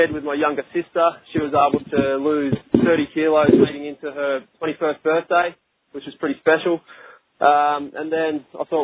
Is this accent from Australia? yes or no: yes; Australia; we're both from Australia